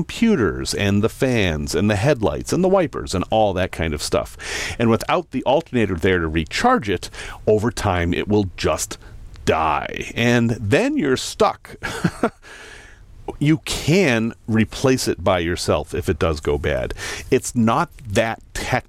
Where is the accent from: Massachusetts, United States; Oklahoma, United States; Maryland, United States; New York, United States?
Massachusetts, United States; Salem; moved away; I grew up in Salem, Massachusetts.